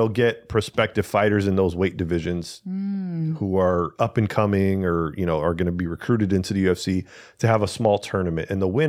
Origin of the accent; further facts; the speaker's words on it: Spain; I'm from Spain. I'm a Spaniard Spanish speaker. Espanol.